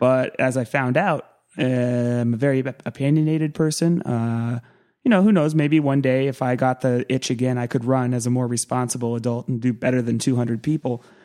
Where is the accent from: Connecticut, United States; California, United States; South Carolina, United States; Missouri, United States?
California, United States; Santa Cruz; I grew up in Santa Cruz